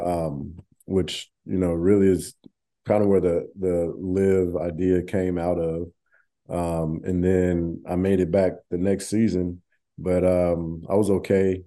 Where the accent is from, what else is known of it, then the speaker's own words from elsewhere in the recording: Arlington, Texas, United States; moved away; I grew up in Arlington